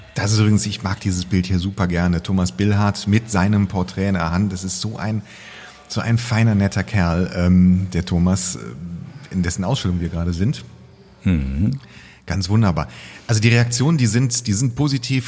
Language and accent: German; Cologne, North Rhine-Westphalia, Germany; Als Kölner ist man mindestens mit der, mit der Grundschule dreimal oben gewesen